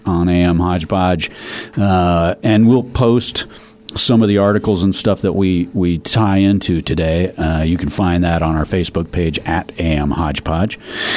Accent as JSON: {"language": "English", "town": "Denver", "region": "Colorado", "country": "United States", "said": "I'm from Denver"}